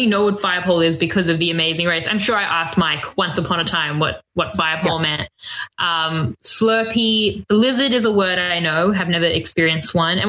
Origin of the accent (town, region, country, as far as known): Melbourne, Victoria, Australia; born or raised there